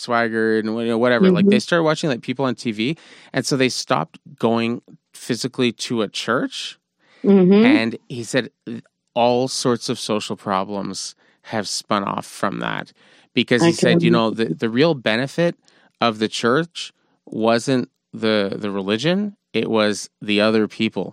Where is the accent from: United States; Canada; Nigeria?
Canada; Montreal, Quebec; I grew up with here in Montreal